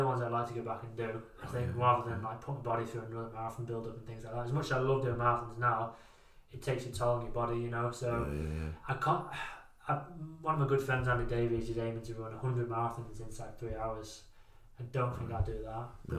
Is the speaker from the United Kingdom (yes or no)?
yes; England, United Kingdom; No, I was born and raised in England. I'm an England boy.